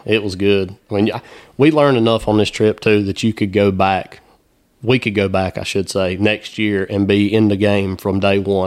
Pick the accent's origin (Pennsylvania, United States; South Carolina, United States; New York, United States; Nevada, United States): South Carolina, United States; growing up in South Carolina